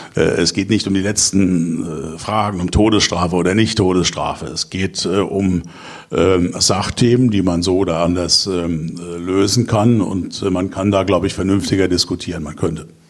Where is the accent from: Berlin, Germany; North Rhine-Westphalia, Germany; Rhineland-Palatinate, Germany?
Rhineland-Palatinate, Germany; Kaiserslautern; Ich bin nämlich gebürtiger Kaiserslauterer